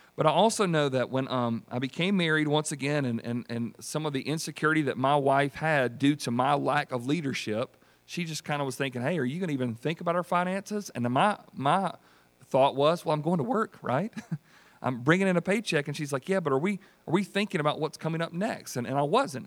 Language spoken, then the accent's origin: English; United States; I was born and raised in Greenwood County.